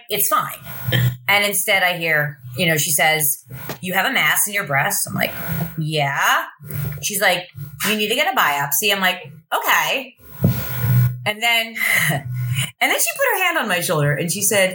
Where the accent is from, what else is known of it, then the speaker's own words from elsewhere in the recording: Lebanon, Pennsylvania, United States; moved away as an adult; also born or lived in Baltimore / Philadelphia; now in New Jersey, United States; I grew up in Lebanon, Pennsylvania, which is kind of the middle of nowhere, Pennsylvania